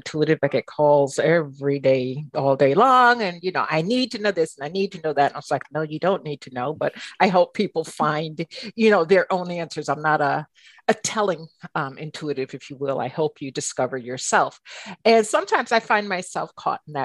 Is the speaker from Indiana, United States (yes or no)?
no; New York City, New York, United States; I'm from New York